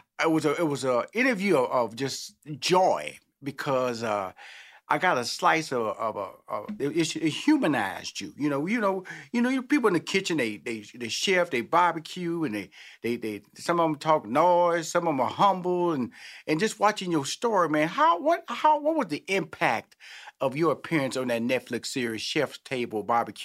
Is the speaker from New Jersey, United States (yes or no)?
no; Houston, Texas, United States; You know, it's barbecue, then there's fixings because I'm from Houston, Texas. I know about them fixings.